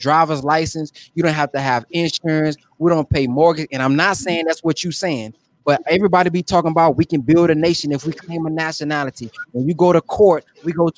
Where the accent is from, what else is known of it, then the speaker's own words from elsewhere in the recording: United States; I was born here.